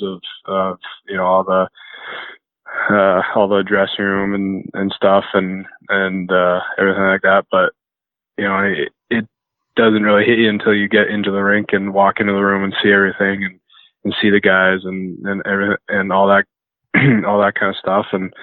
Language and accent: English; 20 minutes from Chilliwack, British Columbia, Canada; moved away as an adult; now in North Dakota, United States; I went into Chilliwack and had a tryout and, was lucky enough to make the team there, and which is 20 minutes away from my hometown